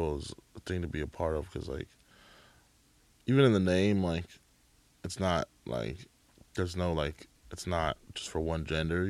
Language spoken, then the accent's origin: English; Bay Area, California, United States; I grew up in the Bay Area.